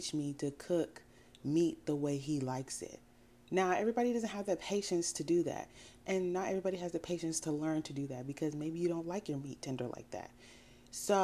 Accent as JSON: {"language": "English", "country": "United States", "tie": "born or raised there", "also_born_or_lived": "Sierra Leone", "said": "I'm West African. I grew up in America"}